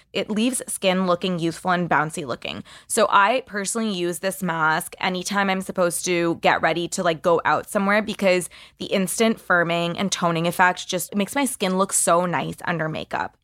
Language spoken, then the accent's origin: English; Canada; As a Canadian